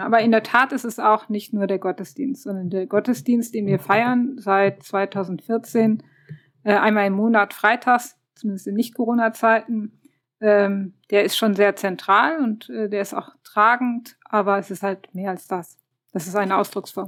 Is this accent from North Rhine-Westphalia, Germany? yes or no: yes; Aachen, North Rhine-Westphalia, Germany; Ich bin äh, auch aus Aachen.